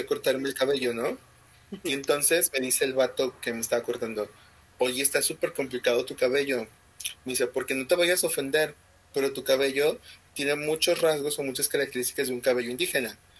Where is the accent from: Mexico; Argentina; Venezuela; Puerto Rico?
Mexico; soy mexicano